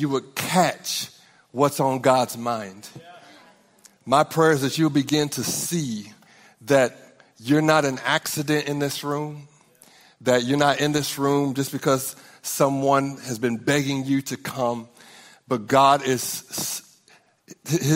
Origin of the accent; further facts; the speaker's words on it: Norman, Oklahoma, United States; We're from Norman, Oklahoma